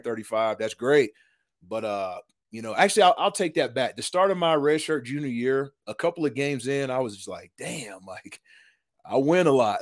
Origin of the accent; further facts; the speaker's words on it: East Tennessee, United States; moved away; Grew up in East Tennessee